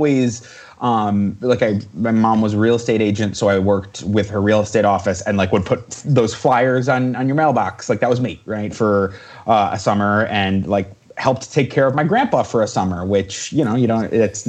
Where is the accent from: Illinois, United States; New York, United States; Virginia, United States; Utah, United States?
Illinois, United States; Chicago suburb; moved away as an adult; now in California, United States; I come from the Midwest. I'm from Illinois. I was born in Chicago, so technically I'm from Chicago, but raised in a suburb.